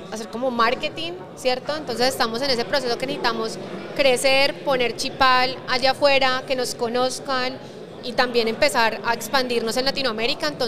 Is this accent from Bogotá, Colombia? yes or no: no; Cali, Valle del Cauca, Colombia; De Cali, pero